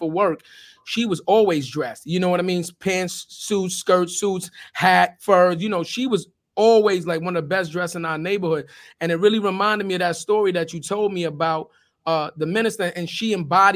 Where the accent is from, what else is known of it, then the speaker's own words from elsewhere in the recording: New York City, New York, United States; I'm from Forest Projects in the South Bronx